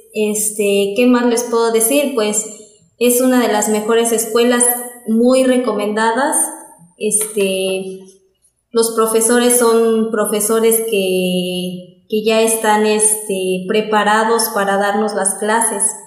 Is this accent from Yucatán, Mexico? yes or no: no; San Bartolo Tutotepec, Hidalgo, Mexico; soy de aquí de San Bartolo Tototepec, vivo en la colonia Los Reyes